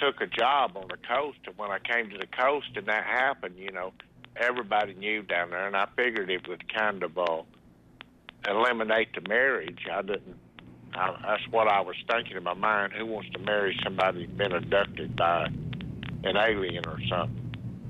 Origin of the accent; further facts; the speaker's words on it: Mississippi, United States; also born or lived in Seminole, Texas; No, I was born in Seminole, Texas. I spent a lot of my life in Mississippi, my childhood, some of my best memories.